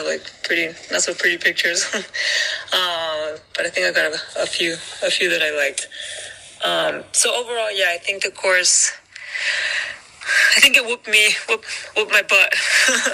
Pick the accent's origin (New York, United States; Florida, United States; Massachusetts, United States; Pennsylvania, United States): Florida, United States; Miami; I'm from Miami